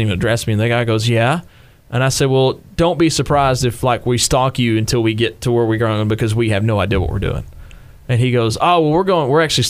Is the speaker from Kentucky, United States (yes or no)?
yes; Western Kentucky, United States; I'm from like Western Kentucky